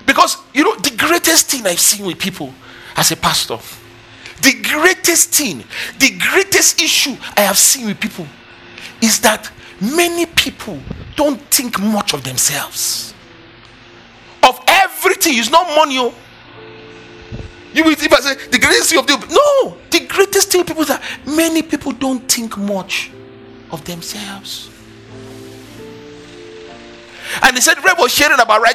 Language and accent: English; Nigeria; I am Nigerian